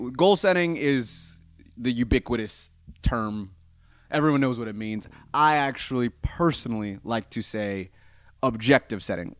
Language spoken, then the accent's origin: English; United States; I'm obviously American